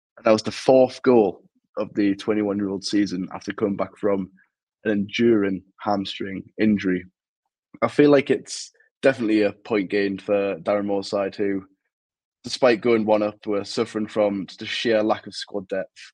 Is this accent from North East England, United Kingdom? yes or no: yes; Newcastle upon Tyne, North East England, United Kingdom; moved away as an adult; now in Sheffield, United Kingdom; you can probably tell from my accent, I'm not from Hull. I'm actually from Newcastle, but I live in Sheffield because I go to uni in Sheffield